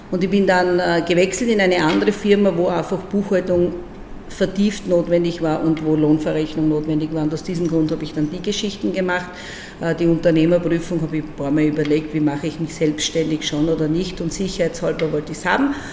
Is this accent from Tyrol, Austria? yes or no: no; Breitenbrunn am Neusiedlersee, Burgenland, Austria; also born or lived in Eisenstadt; da bin ich dann in Eisenstadt geboren und ich bin in Breitenbrunn am Neusiedlersee aufgewachsen.